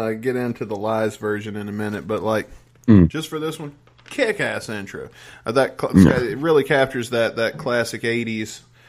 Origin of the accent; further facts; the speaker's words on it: the South, United States; I'm from the South, which in America is the most patriotic of the areas to be in.